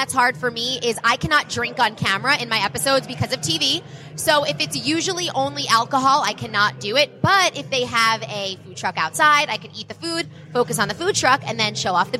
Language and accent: English; New York, United States; now in Bakersfield, United States; I'm from New York